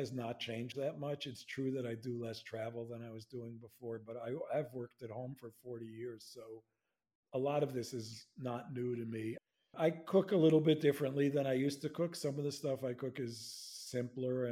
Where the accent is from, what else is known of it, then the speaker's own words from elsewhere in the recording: New York, United States; I'm a New Yorker